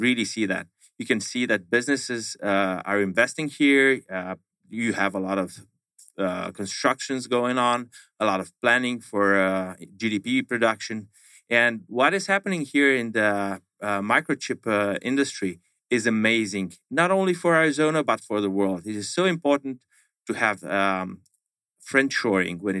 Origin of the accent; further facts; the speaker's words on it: Romania; I am from Romania, Romanian Member of Parliament.